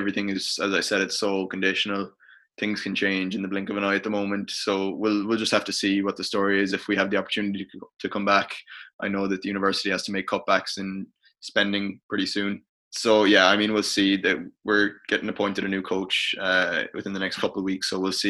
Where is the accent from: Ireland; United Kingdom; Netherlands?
Ireland; as an Irish international, you know, thankfully I suppose I'm very grateful to have the platform